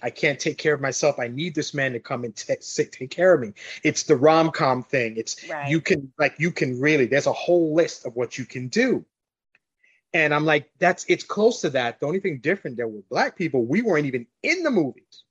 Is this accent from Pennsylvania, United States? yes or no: no; New York City, New York, United States; also born or lived in Long Island / New Jersey; now in Florida, United States; I grew up in New York went to high school in Long Island